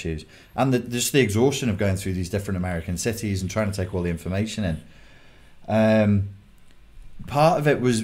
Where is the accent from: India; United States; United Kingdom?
United Kingdom; England; accent: English; English guy with my accent